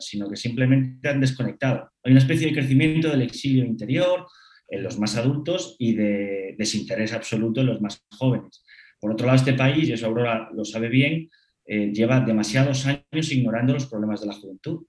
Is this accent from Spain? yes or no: yes; Madrid, Community of Madrid, Spain; soy madrileño, de padres madrileños y de abuelas madrileños